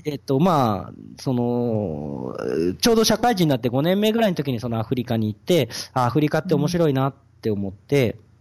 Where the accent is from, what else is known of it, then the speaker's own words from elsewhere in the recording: Odawara, Kanagawa, Japan; moved away as an adult; also born or lived in Kenya; now in Kampala, Uganda; 神奈川県小田原市